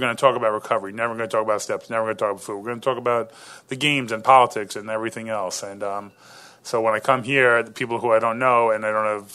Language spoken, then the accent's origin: English; New York, United States; I'm from New York